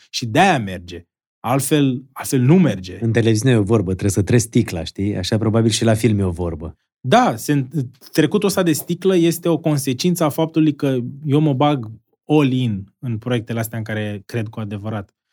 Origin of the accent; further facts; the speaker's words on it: Constanța, Constanța County, Romania; vreau, să fiu în pe o scenă undeva în America, mândru să zic că, uite, sunt un român care a reușit acest produs, care a prins și afară.